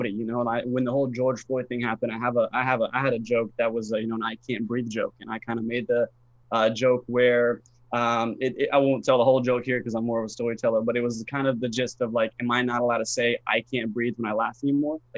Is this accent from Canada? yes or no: no; Bosnia & Herzegovina; now in United States; I'm originally from a, a country called Bosnia, if you're familiar with it. Uh, so we kind of moved. We moved from Bosnia into uh, Florida